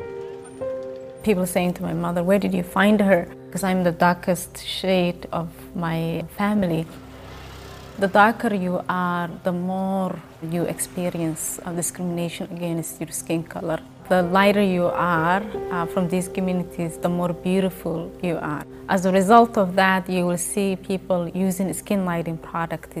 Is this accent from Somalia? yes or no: yes; Somalia; moved away; Back home, growing up in Somalia when I was very young